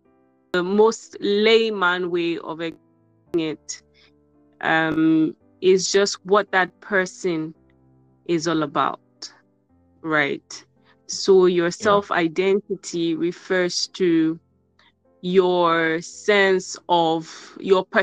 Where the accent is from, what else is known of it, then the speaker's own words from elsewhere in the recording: Nigeria; I'm from Nigeria